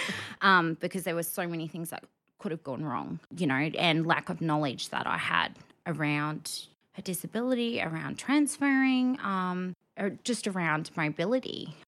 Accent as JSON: {"language": "English", "town": "Rockhampton", "region": "Queensland", "country": "Australia", "tie": "born or raised there", "lives_now": "Brisbane, Australia", "said": "I'm a Rocky born and bred girl."}